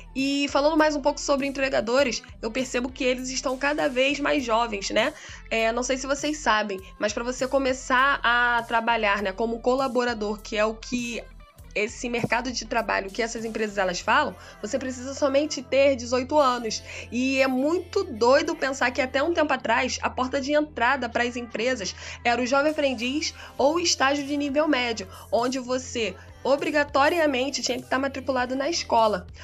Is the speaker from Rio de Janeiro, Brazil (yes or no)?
no; Brasília, Federal District, Brazil; sou de Brasília, Distrito Federal, da Quebrada do Riacho Fundo